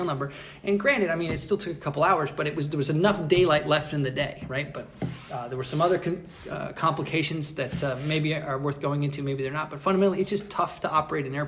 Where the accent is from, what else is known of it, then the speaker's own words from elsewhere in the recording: United States; as an American